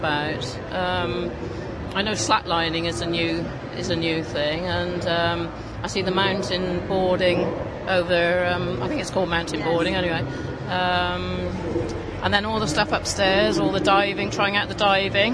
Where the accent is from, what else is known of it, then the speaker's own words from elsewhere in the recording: Cirencester, South West England, United Kingdom; I come from Cirencester in Gloucestershire